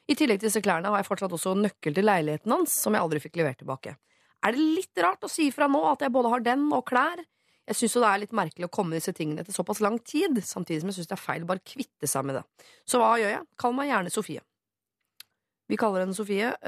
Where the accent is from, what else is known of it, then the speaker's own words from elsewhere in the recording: Oslo, Norway; Jeg rømte til Drøbak en gang, jeg er fra Oslo.